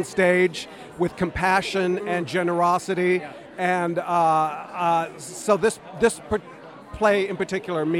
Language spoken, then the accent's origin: English; Idaho, United States; now in New York City, United States; I'm also from Idaho